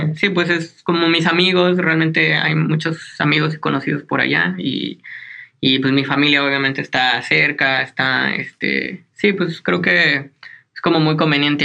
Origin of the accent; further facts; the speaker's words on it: Hidalgo, Mexico; also born or lived in Veracruz; nací en Veracruz, en el, como en la costa del Golfo. Pero bueno, realmente me crié en el estado de Hidalgo